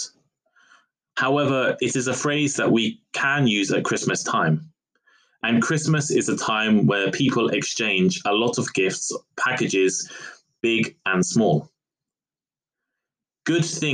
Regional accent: United Kingdom; I am British

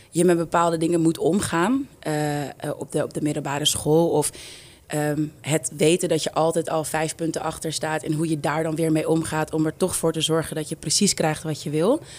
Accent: Amsterdam, North Holland, Netherlands; hoe meer ik het waardeer waar ik vandaan kom. Ehm, en voor mij heeft Amsterdam Zuidoost super veel voor me betekent. Ik denk dat het echt gemaakt heeft wie ik ben.

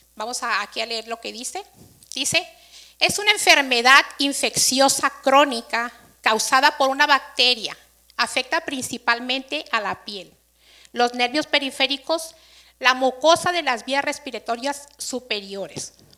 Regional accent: Mexico; Aquí todos festejamos, como buen mexicano

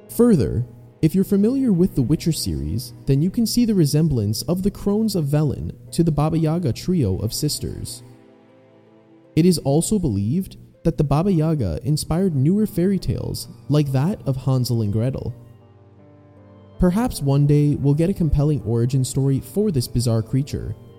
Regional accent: Canada; being Canadian, we learn about a lot of those in school

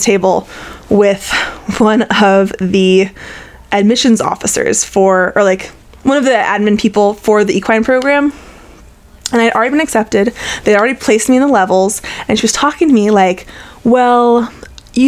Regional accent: San Rafael, California, United States; also born or lived in Ohio; I grew up in San Rafael in a little neighborhood called San Venetia, kind of right by the Marin Civic Center

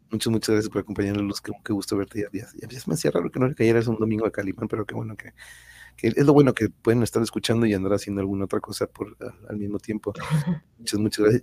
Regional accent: Tijuana, Baja California, Mexico; de acá de Tijuana

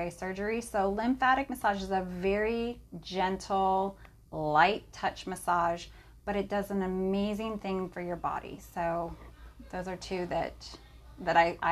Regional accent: California, United States; also born or lived in Idaho; I was from California

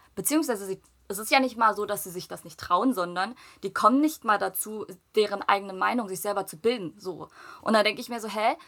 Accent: Germany; also born or lived in South Korea; vor meinem ersten Geburtstag sind wir ja nach Deutschland gezogen

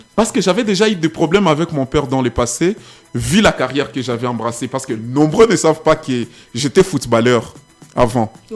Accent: Goma, North Kivu, DR Congo; chez moi à Goma quand je mhm. rentre

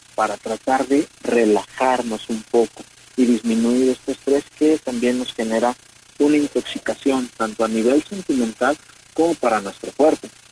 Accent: Mexico; nosotros como mexicanos

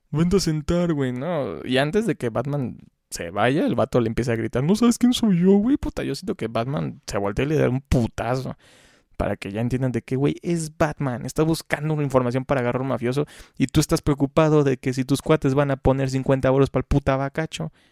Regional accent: Mexico City, Mexico; no, pues yo soy chilango y vengo a, la playa de Veracruz

